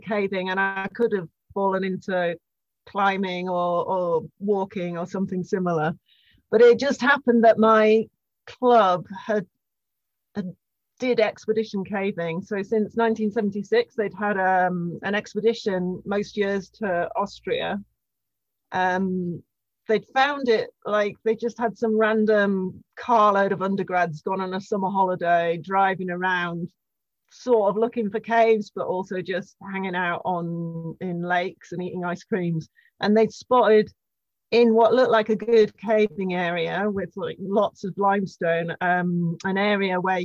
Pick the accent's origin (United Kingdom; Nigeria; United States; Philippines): United Kingdom; Cumbria, North West England; I come from Cumbria in the northwest of England